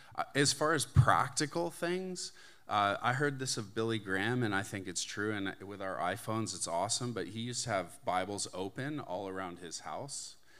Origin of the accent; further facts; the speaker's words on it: Canada; moved away as an adult; now in United States; I'm Canadian. I grew up in Canada. I moved to the States about twenty, or two thousand three.